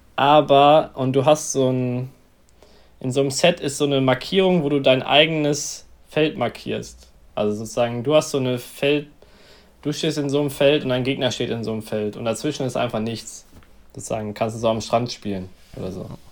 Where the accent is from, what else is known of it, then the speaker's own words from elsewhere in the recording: near Messel, Hesse, Germany; in der Nähe von meiner Heimatstadt.